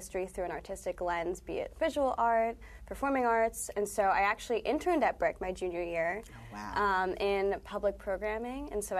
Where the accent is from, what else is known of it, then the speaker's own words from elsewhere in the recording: New York, United States; I'm from the Lower East Side, so not Brooklyn, but it's close enough